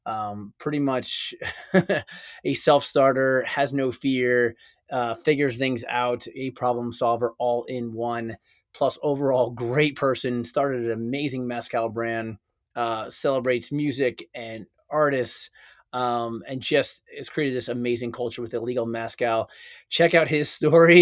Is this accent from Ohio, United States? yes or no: no; New York, United States; I'm from New York